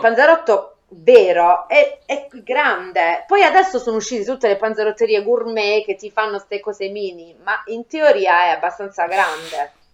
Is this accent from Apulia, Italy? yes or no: yes; Conversano, Apulia, Italy; a Conversano nel mio paese